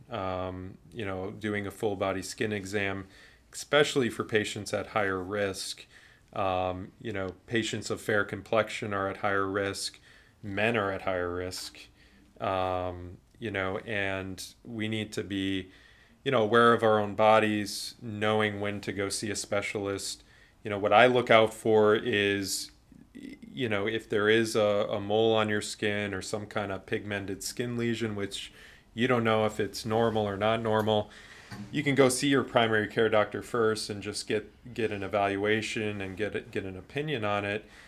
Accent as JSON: {"language": "English", "town": "Cleveland", "region": "Ohio", "country": "United States", "said": "I'm from Cleveland"}